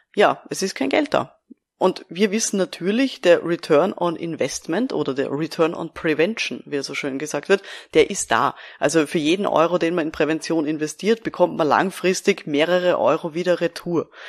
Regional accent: Austria; Bei uns in Österreich

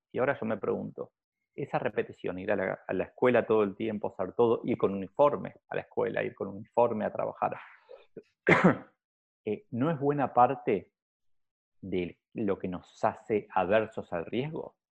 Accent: Argentina; yo lo veo acá en Argentina, donde para mí tenemos un nivel de políticos simple, porque como, como argentinos probablemente somos más simples

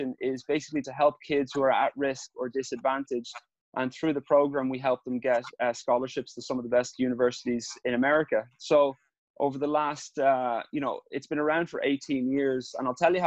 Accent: Ireland; growing up in Ireland

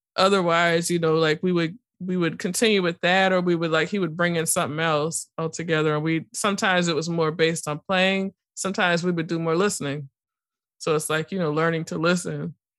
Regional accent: New Orleans, Louisiana, United States; growing up in New Orleans

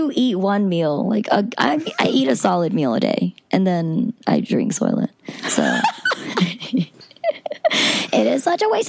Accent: the South, United States; And there's a reason that I was raised in the South and that I was introduced to politics and in the South

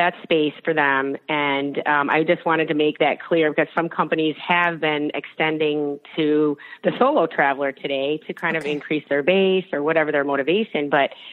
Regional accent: Chicago, Illinois, United States; I'm originally from Chicago

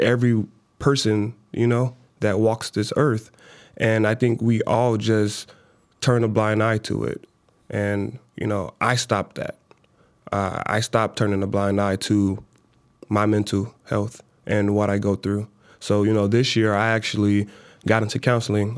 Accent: Minnesota, United States; also born or lived in Chicago, Illinois; she moved us from Chicago to Minnesota

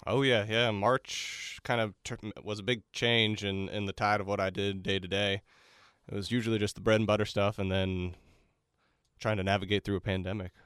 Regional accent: Melbourne, Florida, United States; moved away as an adult; I'm from Melbourne, Florida originally

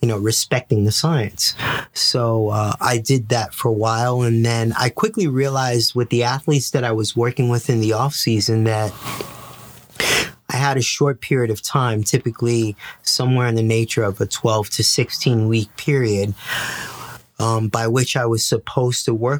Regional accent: New York City, New York, United States; also born or lived in Puerto Rico; I was born and raised in the Bronx

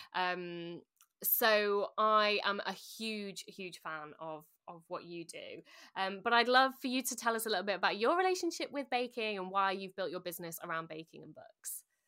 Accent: Sheffield, Yorkshire and the Humber, United Kingdom; also born or lived in London; I'm from Sheffield

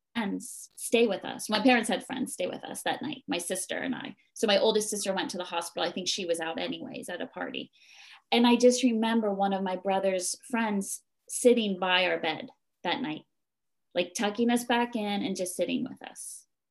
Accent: New Jersey, United States; moved away as an adult; now in Japan; I was born and raised in New Jersey, which is on the east coast of America.

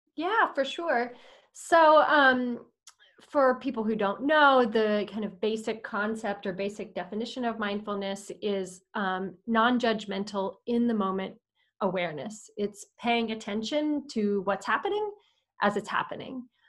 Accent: Austin, Texas, United States; moved away as an adult; also born or lived in Madagascar; I'm from Austin, Texas, and I I love Austin.

